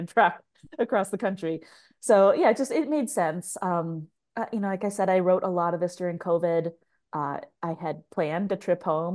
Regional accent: Tacoma, Washington, United States; moved away as an adult; I grew up in Tacoma, Washington. I haven't lived there full time since I was like 19

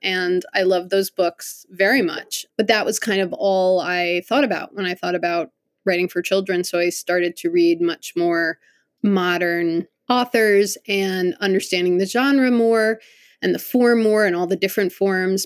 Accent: Connecticut, United States; I grew up in Connecticut

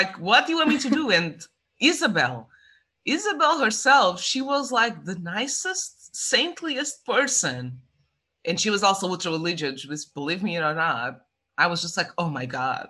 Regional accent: Estremoz, Évora District, Portugal; So and I was raised in Stremoj, which is not a huge city. It's a small city.

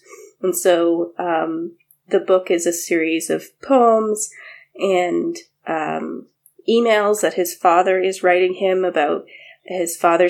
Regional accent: Quebec, Canada; because I grew up in Quebec

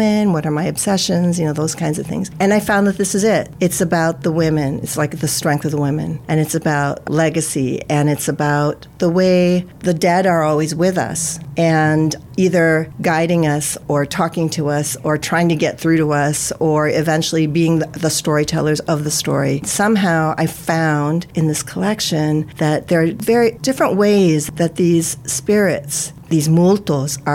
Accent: United States; I'm Filipino-American, right? So I'm Filipino and I'm an American. I'm living in the United States.

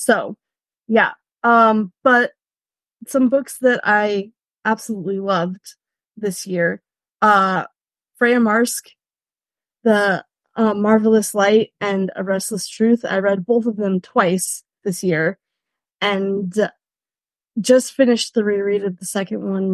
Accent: California, United States; moved away as an adult; also born or lived in Rhineland, Germany; now in Germany; I am a Californian, but am currently residing in Germany in the Rhineland

